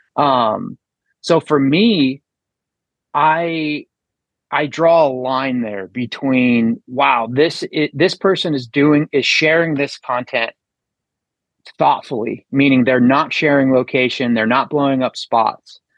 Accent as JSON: {"language": "English", "region": "Colorado", "country": "United States", "tie": "born or raised there", "said": "I grew up in, in Colorado with a hunting family"}